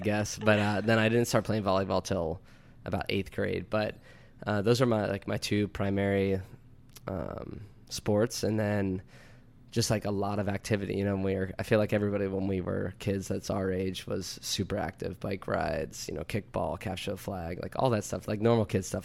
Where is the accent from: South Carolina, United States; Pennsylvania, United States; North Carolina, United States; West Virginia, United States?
Pennsylvania, United States; DuBois; I'm from Du Bois, PA, small town about an hour west of Penn State